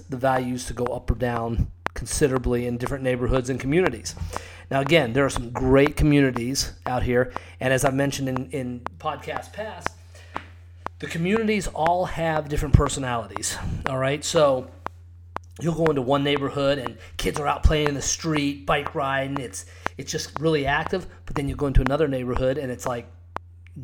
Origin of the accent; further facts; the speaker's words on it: Scottsdale, Arizona, United States; also born or lived in Cave Creek, Arizona; I grew up in Scottsdale. I actually live in Cape Creek, Arizona now